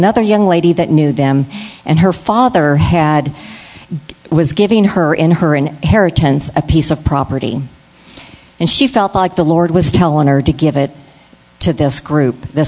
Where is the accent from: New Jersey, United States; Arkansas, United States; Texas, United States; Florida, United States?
Florida, United States; I'm from Florida